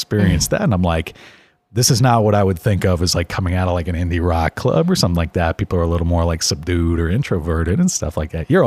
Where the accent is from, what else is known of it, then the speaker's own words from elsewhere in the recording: Miami, Florida, United States; moved away; I was very much a black sheep growing up down in Miami